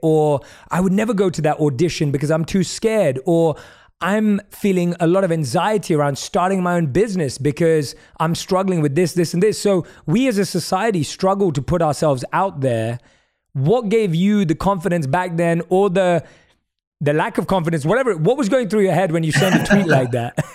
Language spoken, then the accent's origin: English; London, United Kingdom; now in Los Angeles, United States; As a South Asian growing up in London